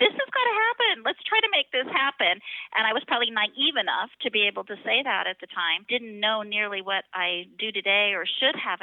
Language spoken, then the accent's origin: English; Puget Sound area, Washington, United States; moved away as an adult; also born or lived in North Dakota / Kauai, Hawaii; now in Maui, United States; we moved back from Washington State, where I was actually raised, the Puget Sound area, after college